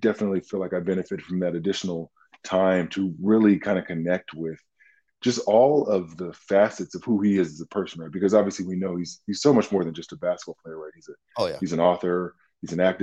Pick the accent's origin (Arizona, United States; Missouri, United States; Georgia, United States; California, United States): California, United States; Southern; growing up in Southern California